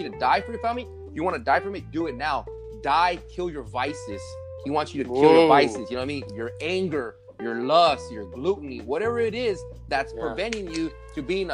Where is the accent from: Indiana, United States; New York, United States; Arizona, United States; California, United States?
Arizona, United States; I'm from Arizona.